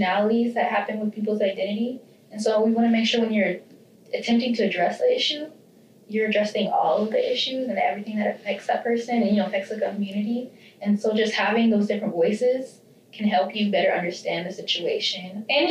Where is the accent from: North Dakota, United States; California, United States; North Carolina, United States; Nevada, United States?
Nevada, United States; Reno; growing up in Reno as a person of color